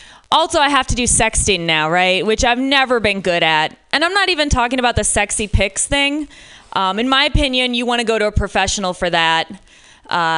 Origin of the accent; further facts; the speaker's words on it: Michigan, United States; now in San Francisco, United States; I'm from Michigan originally